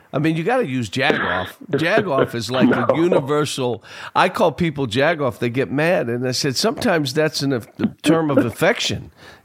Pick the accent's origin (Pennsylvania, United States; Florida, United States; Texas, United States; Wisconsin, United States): Pennsylvania, United States; Pittsburgh; Grew up in Pittsburgh, like I grew up in Pittsburgh.